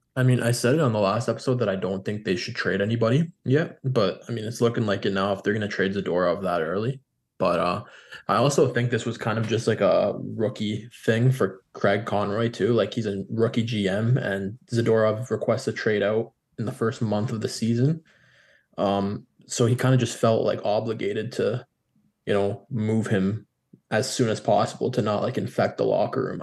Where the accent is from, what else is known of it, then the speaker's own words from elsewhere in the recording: Canada; as a Canadian